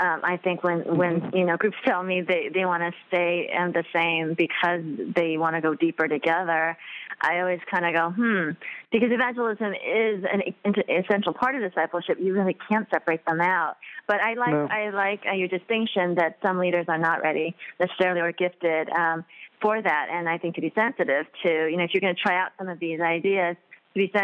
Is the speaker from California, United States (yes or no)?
yes; Southern California, United States; I'm from Southern California, and we're very conscious of, you know, calorie count and health and all